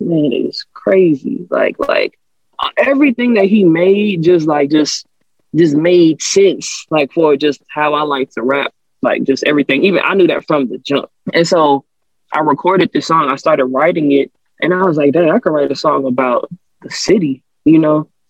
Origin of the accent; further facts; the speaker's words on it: New Orleans, Louisiana, United States; moved away; I'm from New Orleans originally. Uh, I was born in Uptown New Orleans, Third Ward